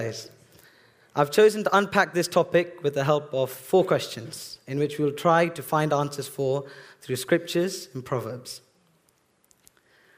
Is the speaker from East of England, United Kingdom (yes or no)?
yes; Bedford, East of England, United Kingdom; I was actually born here in Bedford Hospital